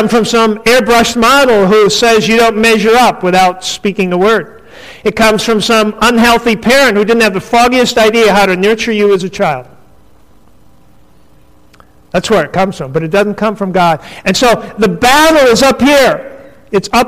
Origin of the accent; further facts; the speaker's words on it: North Dakota, United States; I grew up in North Dakota